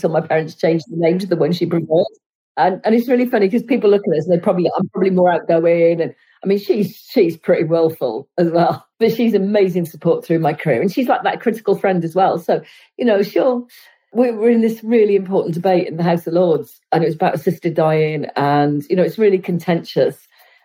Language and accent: English; Cardiff, Wales, United Kingdom; I grew up in Cardiff